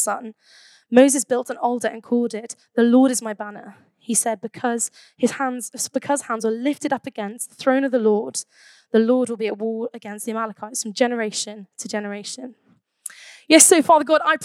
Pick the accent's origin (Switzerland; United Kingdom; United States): United Kingdom; Birmingham, West Midlands; I'm from Birmingham